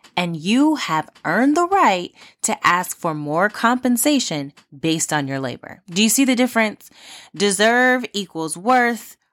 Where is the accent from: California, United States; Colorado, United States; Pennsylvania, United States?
California, United States; Los Angeles County; from my hometown, uh, well, home county, um, Los Angeles, California